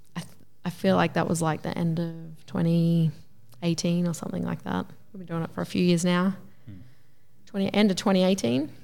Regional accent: Gympie, Queensland, Australia; also born or lived in Toowoomba; I grew up in Gympie and then we moved away to Toowoomba for twelve years.

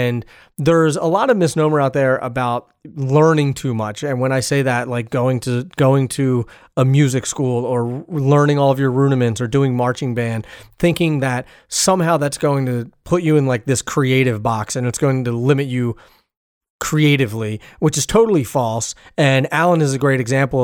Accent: Philadelphia, Pennsylvania, United States; I'm from Philadelphia, or outside of Philadelphia is where I'm from, but I call Philly home

